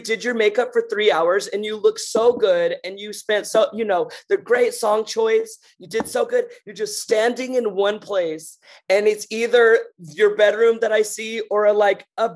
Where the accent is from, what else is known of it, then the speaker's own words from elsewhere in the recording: North Alabama, United States; moved away; also born or lived in New York; I'm from North Alabama.